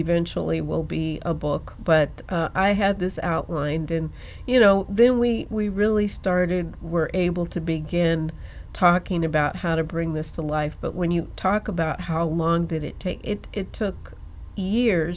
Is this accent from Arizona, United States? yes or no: yes; Phoenix, Arizona, United States; people say, well, where are you from? What kind of accent is that? And I'll say, I'm from Arizona. I'm from Phoenix